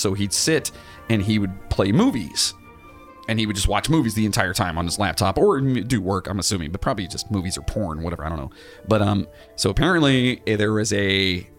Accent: the South, United States; I'm from the South.

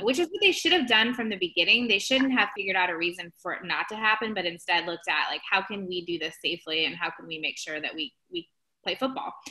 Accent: Ohio, United States; moved away; I am originally from Ohio

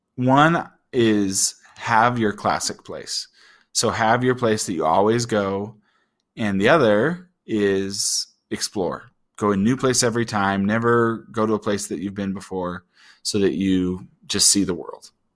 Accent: Utah, United States; I grew up in Utah

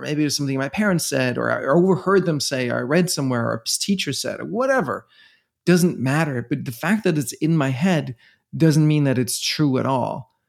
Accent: Denmark; moved away as an adult; now in New York City, United States; I'm from Denmark

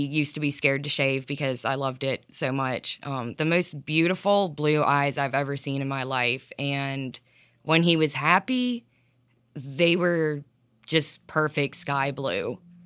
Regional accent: Ellijay, Georgia, United States; I'm from Ellijay, Georgia, so I live in the mountains

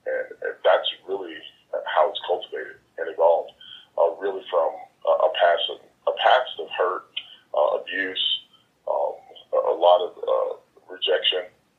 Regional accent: Milwaukee, Wisconsin, United States; also born or lived in Jackson, Tennessee / Houston, Texas; I moved from Milwaukee, Wisconsin to Jackson, Tennessee, and then to Houston, where I went to high school.

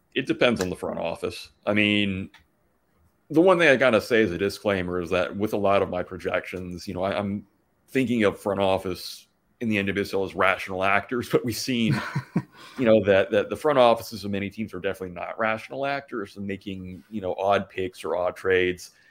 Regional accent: Atlanta, Georgia, United States; now in Indiana, United States; I grew up mostly in Atlanta

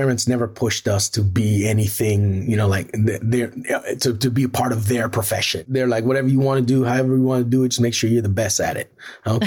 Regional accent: Trinidad & Tobago; also born or lived in Tobago; I was maybe 3-4 years old in Tobago. I was born in Trinidad.

